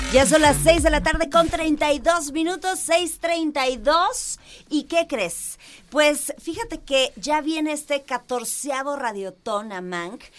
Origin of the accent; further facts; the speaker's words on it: Mexico; Porque somos mexicanos.